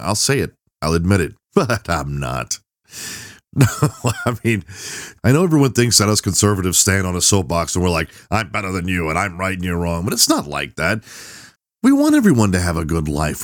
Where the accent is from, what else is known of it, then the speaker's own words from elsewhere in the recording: Texas, United States; I'm Southern. I'm from Texas